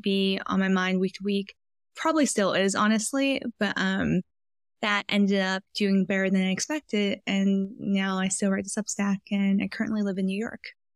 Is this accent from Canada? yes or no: yes; Vancouver, British Columbia, Canada; moved away as an adult; also born or lived in Philadelphia / San Francisco; I grew up in Vancouver, British Columbia, went to college in Philadelphia, and then lived in San Francisco for five years after